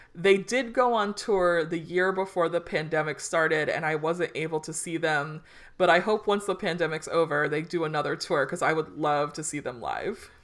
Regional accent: Hawthorne, California, United States; now in Omaha, United States; our little town of growing up in Hawthorne, California.

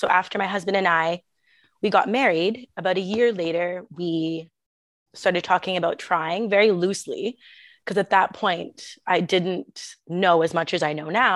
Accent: Toronto, Ontario, Canada; moved away as an adult; now in Prague, Czech Republic; Originally, I'm from Canada, Toronto. I moved here about 8 years ago

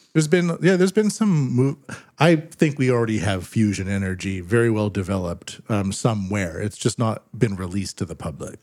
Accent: Canada; now in Japan; I'm a Canadian living in Japan

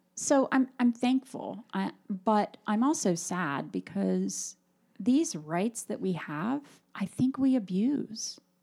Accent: United States

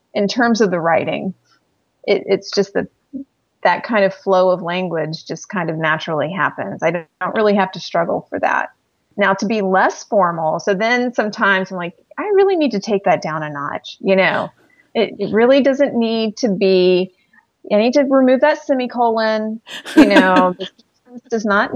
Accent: the South, United States; I'm this girl from the South

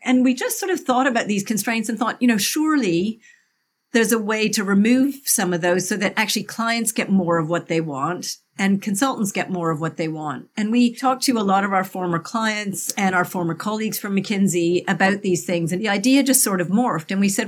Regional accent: Canada; moved away as an adult; now in United Kingdom; I'm originally Canadian. I've lived in the UK now for nearly 30 years

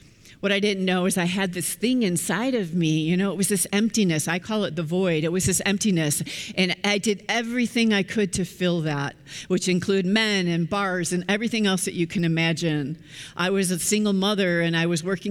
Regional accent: Chicago, Illinois, United States; I was born and raised in the Chicagoland area

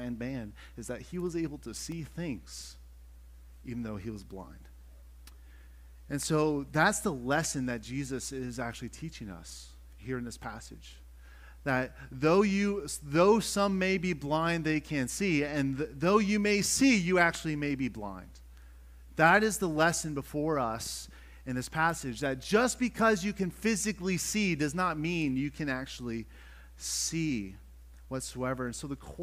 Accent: Western Pennsylvania, United States; moved away as an adult; now in Chester County, Pennsylvania, United States; where I grew up in Western PA, I lived in the country

